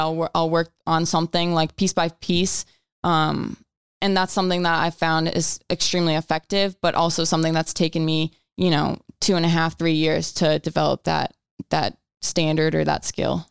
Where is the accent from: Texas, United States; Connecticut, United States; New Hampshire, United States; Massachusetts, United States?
Connecticut, United States; I grew up in Connecticut